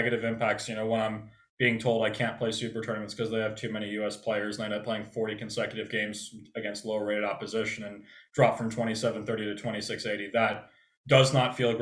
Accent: United States; growing up in America

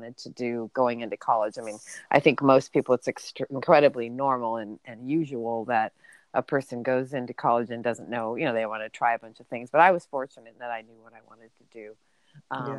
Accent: Burbank, California, United States; I actually grew up in Southern California, so near Los Angeles. I was in a suburb in Los Angeles, and it was great. I lived in a city called Burbank

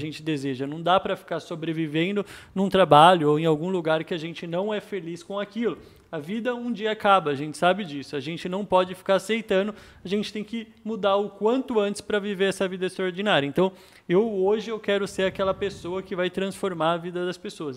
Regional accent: São Paulo, Brazil; moved away as an adult; also born or lived in Australia; sou da PEN, Zona Leste de São Paulo

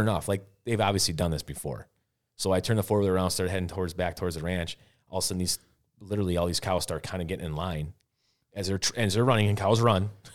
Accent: Wisconsin, United States; here I am from Wisconsin

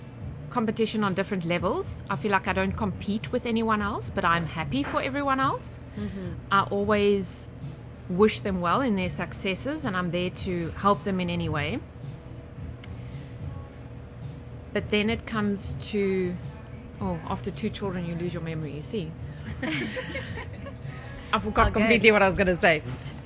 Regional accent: South Africa; moved away as an adult; now in Windsor, Canada; I'm from South Africa, recently moved here. I've got two little ones and a husband. We live in Windsor.

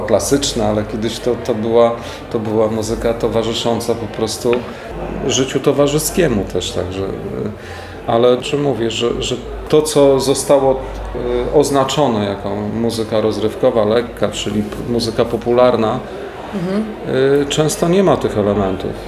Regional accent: Warsaw, Masovian Voivodeship, Poland; Mam świadomie zwolnione tryby w stosunku do trybu warszawskiego, chociaż jestem stąd

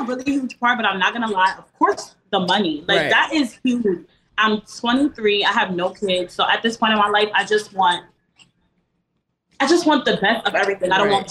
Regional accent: Florida, United States; I'm from Florida.

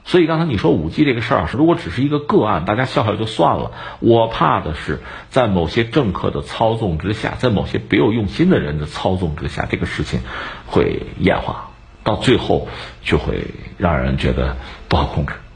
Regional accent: China; 作为我们中国人

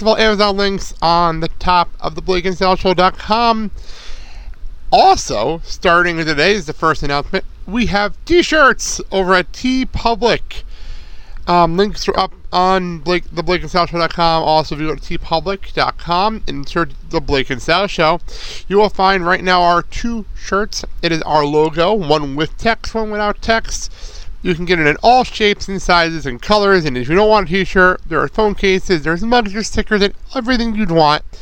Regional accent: Lincoln Park, United States; I had to play something … because I grew up in Lincoln Park.

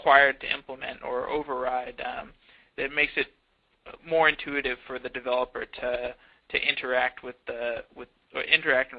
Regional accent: Austin, Texas, United States; I'm actually in the United States. I'm from Austin

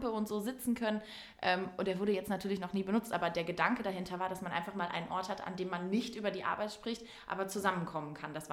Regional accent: Münsterland, North Rhine-Westphalia, Germany; bei uns im Münsterland.

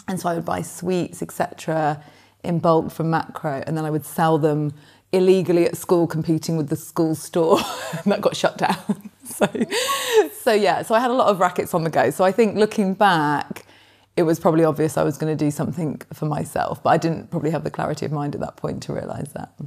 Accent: Nottingham, East Midlands, United Kingdom; moved away as an adult; also born or lived in Oxford; now in London, United Kingdom; I grew up in Nottingham, not in London

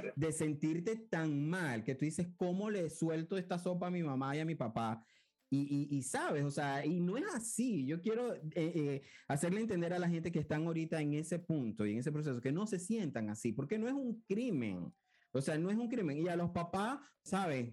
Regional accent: Cabimas, Zulia, Venezuela; moved away; yo vengo de Cabimas, que es una ciudad, pero yo le digo pueblo.

